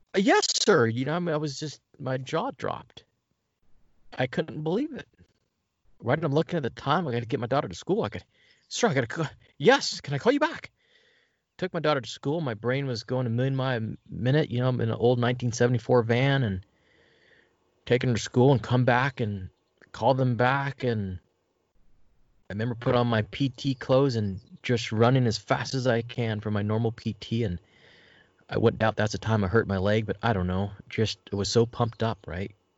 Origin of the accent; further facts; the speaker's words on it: La Puente, California, United States; also born or lived in West Covina; I grew up in La Puente, uh, West Covina, uh, not, definitely not the bad parts, but I grew up in L A County